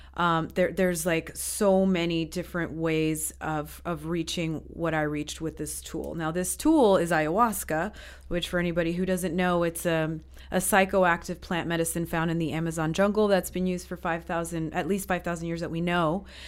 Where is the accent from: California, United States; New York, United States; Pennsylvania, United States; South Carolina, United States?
New York, United States; moved away as an adult; also born or lived in Peru; now in Estonia; I'm from the States. Um, I grew up in New York mostly, but I've lived in five countries, including Estonia